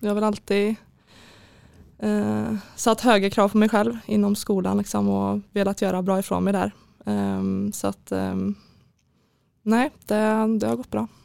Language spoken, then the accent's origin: Swedish; Skövde, Västra Götaland, Sweden; jag är född och uppväxt i Skövde, bott där hela mitt liv.